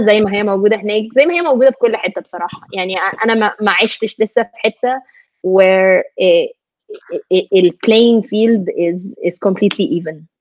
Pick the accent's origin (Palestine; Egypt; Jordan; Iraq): Egypt; moved away as an adult; now in United States; انا مثلا Egyptian American